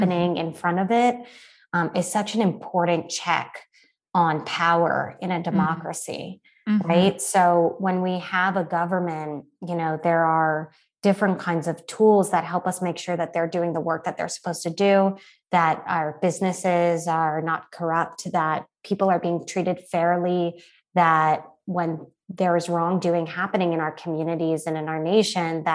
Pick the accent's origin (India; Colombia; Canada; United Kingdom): Canada; moved away as an adult; now in United States; as a Canadian